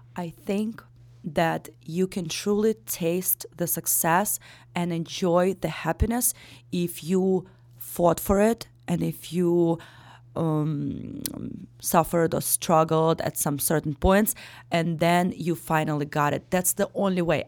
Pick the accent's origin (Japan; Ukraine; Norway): Ukraine; English is a second language; moved away as an adult; also born or lived in Daytona Beach, Florida; now in Chicago, United States; born and raised in Ukraine up till I turned, uh, eighteen